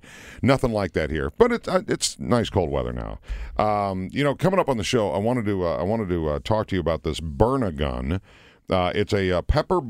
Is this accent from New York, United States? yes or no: no; Minnesota, United States; moved away as an adult; also born or lived in Gillette, Wyoming; I grew up in Minnesota